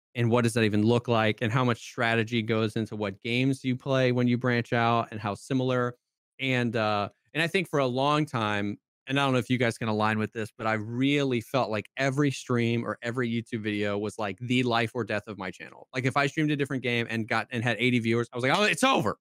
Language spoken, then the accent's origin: English; Florida, United States; moved away; also born or lived in South Carolina; I grew up in Florida, I moved to South Carolina